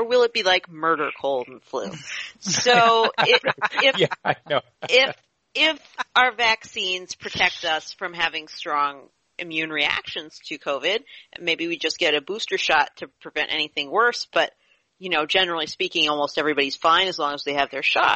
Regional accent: near Monroeville, Pennsylvania, United States; Monroeville, Pennsylvania, not that far from my hometown

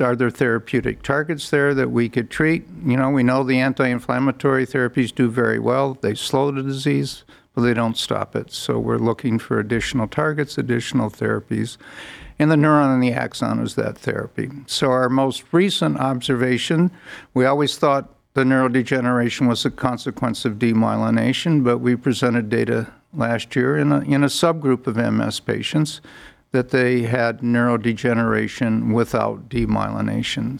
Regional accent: Northern Illinois, United States; moved away as an adult; also born or lived in Chicago / Bethesda / Baltimore; now in Cleveland, United States; originally I'm from Northern Illinois, about uh, 90 miles west of Chicago

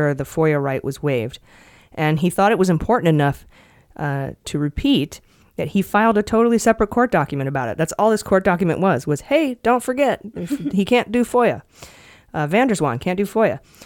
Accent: Ohio, United States; That's, yeah, my home state

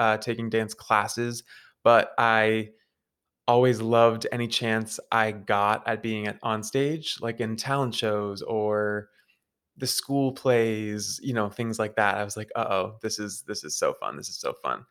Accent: New Hampshire, United States; I'm from New Hampshire. I'm from like 45 minutes outside of Boston.

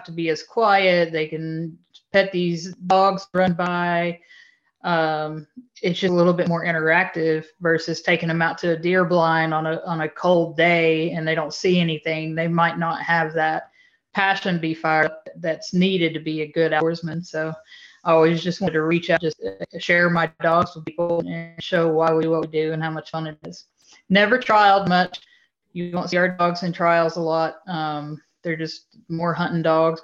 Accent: Greenback, Tennessee, United States; I am born and raised in East Tennessee. I come from a little town called Greenback, raised here with my dad.

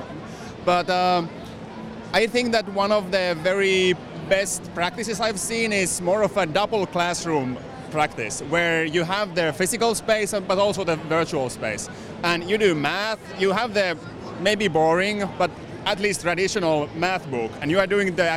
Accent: Finland; I'm from Finland

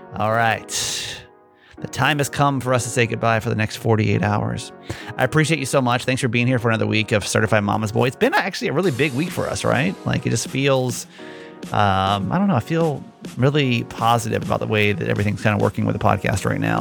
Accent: Georgia, United States; moved away; I'm from Georgia originally.

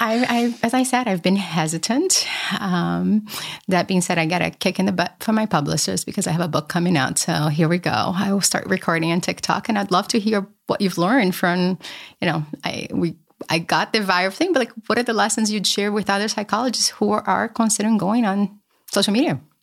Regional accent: Brazil; moved away; I grew up poor in Brazil

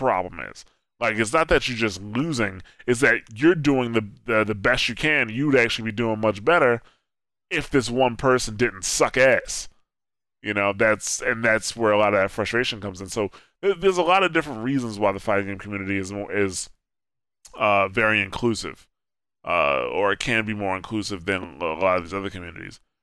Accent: Newark, New Jersey, United States; I grew up in Newark, New Jersey.

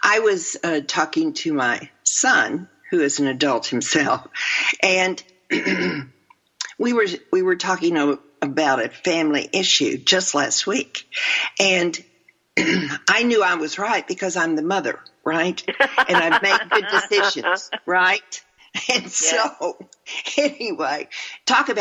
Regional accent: Texas, United States; I'm from Texas

